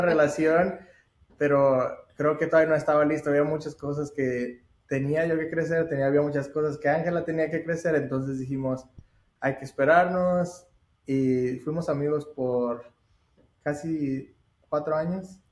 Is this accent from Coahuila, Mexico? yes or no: yes; Saltillo, Coahuila, Mexico; moved away as an adult; also born or lived in United States; yo soy de México, de Saltillo, Coahuila, y solo vine a Estados Unidos para estudiar